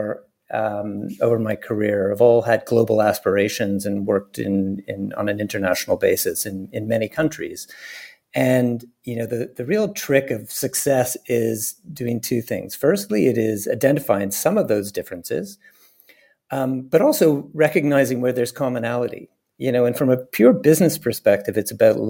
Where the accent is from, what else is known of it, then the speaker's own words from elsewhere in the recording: Montreal, Quebec, Canada; accent: English; moved away; I grew up in Montreal in Canada.